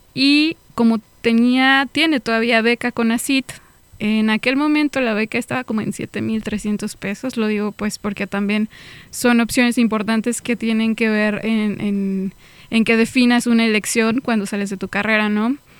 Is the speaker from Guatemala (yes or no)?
no; small town near Celaya, Guanajuato, Mexico; moved away as an adult; also born or lived in Tijuana; En mi pueblo es normal, tú vas al campo